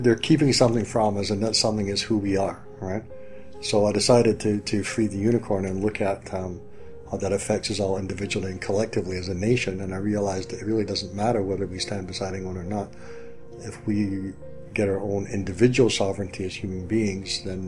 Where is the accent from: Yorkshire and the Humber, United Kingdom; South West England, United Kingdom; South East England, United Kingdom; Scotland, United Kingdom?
Scotland, United Kingdom; accent: Scottish; I'm Scottish, so hopefully my Scottish accent doesn't come through too strongly